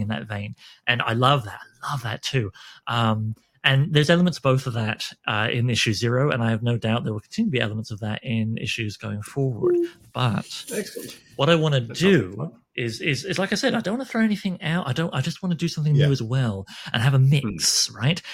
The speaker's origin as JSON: {"language": "English", "country": "Canada", "said": "I'm Canadian"}